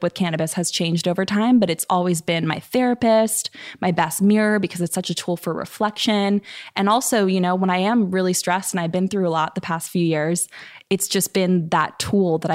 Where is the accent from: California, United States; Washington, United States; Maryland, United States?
California, United States; Bay Area; I grew up in the Bay Area